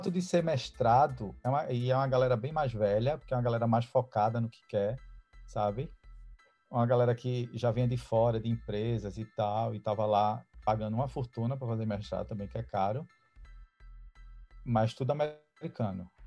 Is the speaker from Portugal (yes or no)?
no; São Paulo, Brazil; Sou de São Paulo.